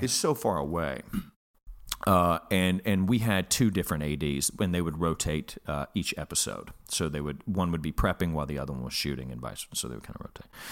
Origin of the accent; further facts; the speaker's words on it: Alabama, United States; I'm from Alabama where I, I, I come from a very blue collar background.